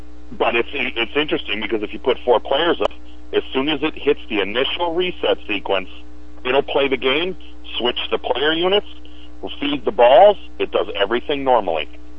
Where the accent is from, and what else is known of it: Wisconsin, United States